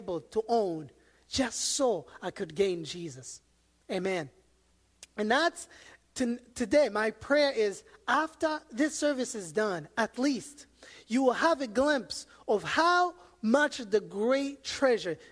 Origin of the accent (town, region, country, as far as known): Rwanda; born or raised there; moved away as an adult; also born or lived in Democratic Republic of the Congo; now in United States